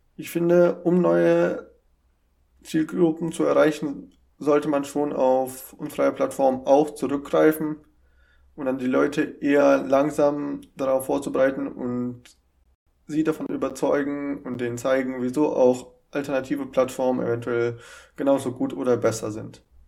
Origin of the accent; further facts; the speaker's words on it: Germany